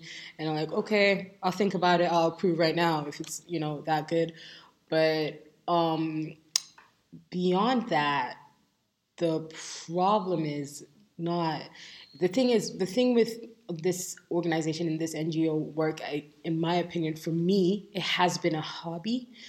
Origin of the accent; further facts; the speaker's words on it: Nigeria; And for me, as a Nigerian, like I said before, I feel like it is our duty